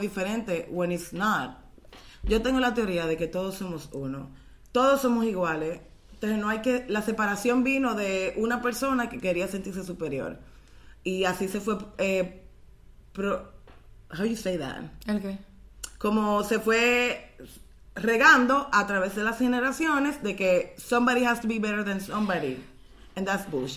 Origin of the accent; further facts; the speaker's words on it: Dominican Republic; como dominicanas